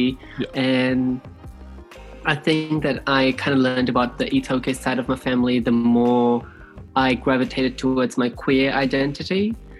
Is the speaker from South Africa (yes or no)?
no; Fiji; now in New Zealand; moved to New Zealand, I moved into a space of privilege, and I was very much aware of that because I came from Fiji, where they don't even treat you like humans.